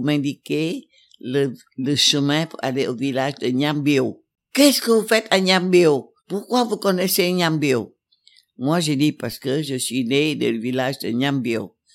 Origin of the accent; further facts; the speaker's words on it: Hue, Thua Thien Hue, Vietnam; moved away; on arrivera à Hue, ma ville natale.